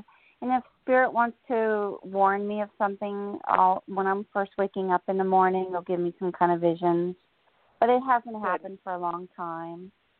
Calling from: New Jersey, United States; Hi, Jorianne … I'm in New Jersey.

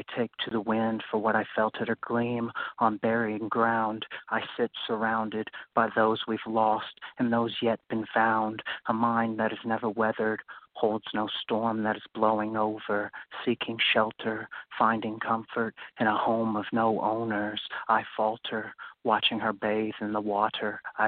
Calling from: Louisville, Kentucky, United States; I'm from Louisville, Kentucky.

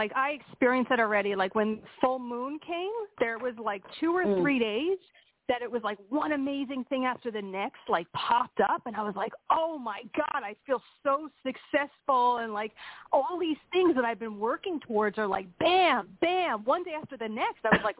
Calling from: Pennsylvania, United States; I'm calling from Pennsylvania.

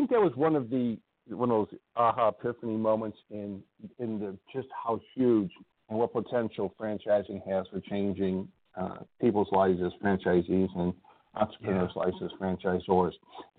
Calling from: Indiana, United States; I live in Northwest Indiana, just outside, you know, Chicago. And I'm calling from there today, so I get to stay home for a couple of days.

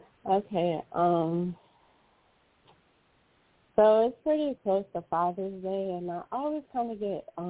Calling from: California, United States

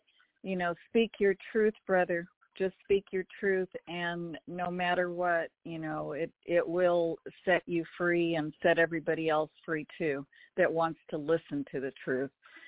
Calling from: Rancho, California, United States; I'm calling from Rancho.

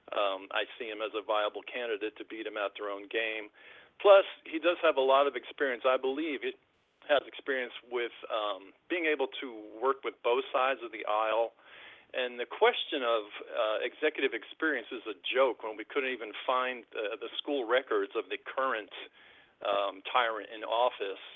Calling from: Nashville, Tennessee, United States; also born or lived in New York; I'm calling from Nashville.

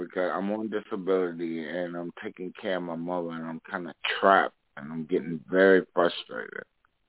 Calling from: South Carolina, United States; from South Carolina.

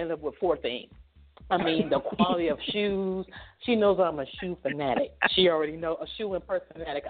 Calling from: Atlanta, Georgia, United States; I'm calling from Atlanta, Georgia.

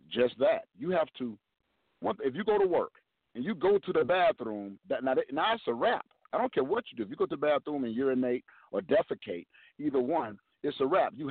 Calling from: Jacksonville, Florida, United States; calling from Jacksonville, Florida.

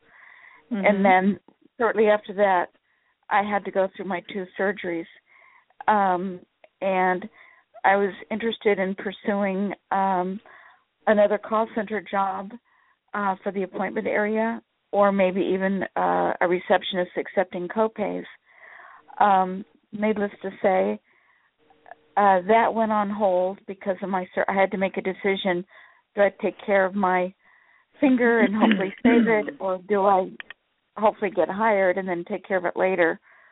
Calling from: Sacramento, California, United States

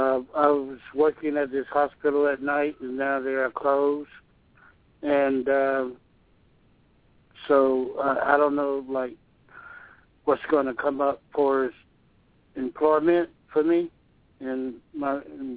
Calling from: Georgia, United States; I'm calling from Georgia.

